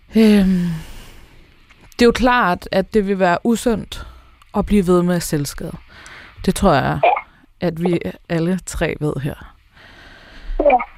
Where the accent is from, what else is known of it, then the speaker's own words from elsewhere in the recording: Denmark; vi som danskere